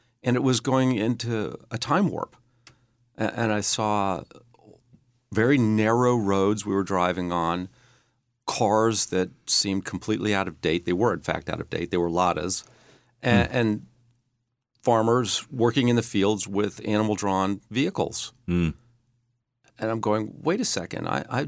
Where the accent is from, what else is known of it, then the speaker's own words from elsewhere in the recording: Eugene, Oregon, United States; born there; I was born in Eugene, Oregon.